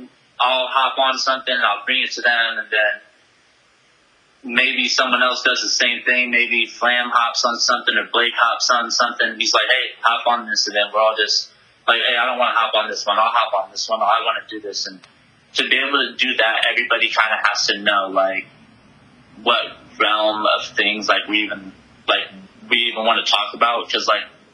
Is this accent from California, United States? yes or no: yes; Santa Barbara, California, United States; I'm from Santa Barbara